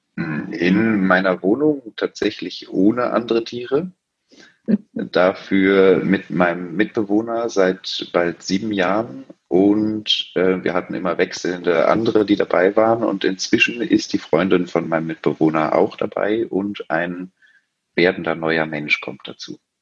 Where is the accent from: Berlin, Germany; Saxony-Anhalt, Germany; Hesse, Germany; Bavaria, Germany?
Berlin, Germany; gebürtiger Berliner, hier geblieben